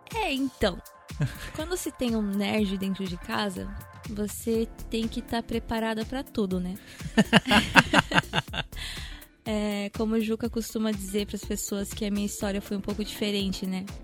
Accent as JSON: {"language": "Portuguese", "country": "Japan", "tie": "born or raised there", "said": "eu ter sido criada aqui no Japão, né? Tenho pai japonês"}